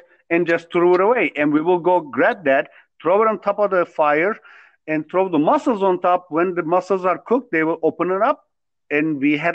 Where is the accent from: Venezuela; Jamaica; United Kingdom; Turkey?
Turkey; moved away as an adult; now in United States; I'm originally from Turkey. I was born, raised there all the way till I was 20 years old